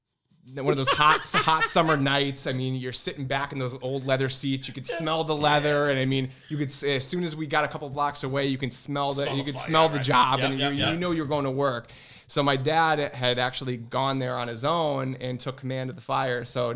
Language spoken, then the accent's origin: English; Newington, Connecticut, United States; then they settled in the town I grew up in Newington, which is sandwiched in between the city I work in, New Britain, and Hartford.